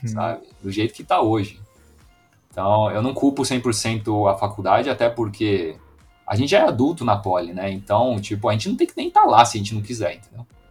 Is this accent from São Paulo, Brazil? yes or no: no; Foz do Iguaçu, Paraná, Brazil; eu sou de Foz do Iguaçu, na fronteira